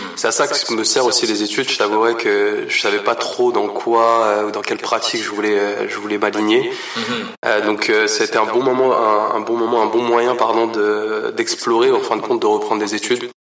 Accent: Paris region, Île-de-France, France; also born or lived in Portugal (ancestry); now in Montreal, Canada; je suis euh, d'origine portugaise, mais né en France, dans la région parisienne. Ça fait à peu près six ans et demi que je suis ici à Montréal

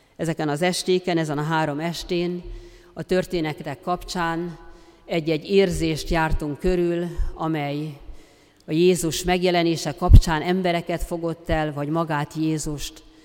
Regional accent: Transdanubia, Hungary; accent: Transdanubian; honnan való vagyok, és mondtam, hogy Dunántúlra. Azt mondja, "Ja, ezt hallottam a beszédedben, ezt a Dunántúli kiejtést.

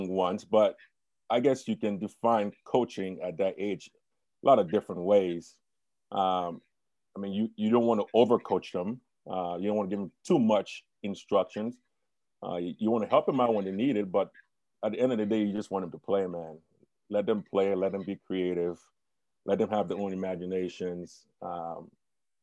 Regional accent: Liberia; now in Michigan, United States; as a kid growing up in Liberia, it was like a paradise

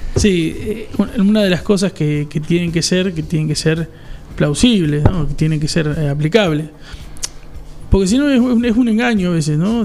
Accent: Argentina; somos Argentina y somos un entramado diferente a otros lados

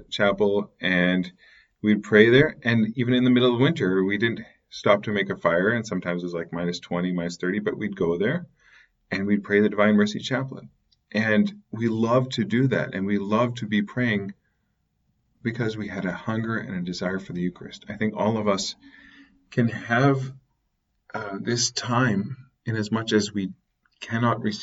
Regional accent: Canada; as growing up in Canada, became Catholic in the middle of the wilderness

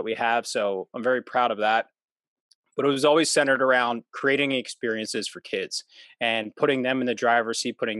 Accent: suburbs of Philadelphia, Pennsylvania, United States; I'm from Pennsylvania, so I'm in the suburbs of Philadelphia. And I was born and raised here

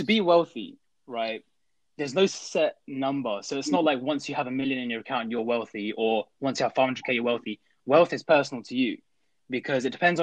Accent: Crawley, South East England, United Kingdom; moved away as an adult; now in Nottingham, United Kingdom; I am from Crawley

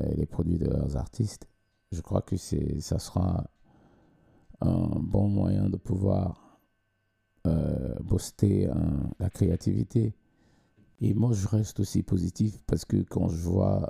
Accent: Cameroon; moved away as an adult; now in Sweden; j'ai commencé à chanter, mm, entre parenthèses, hein, euh, professionnellement quand j'ai quitté le Cameroun

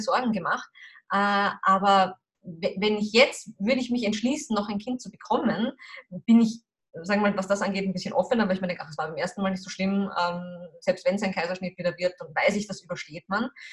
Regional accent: Austria; bei uns in Österreich

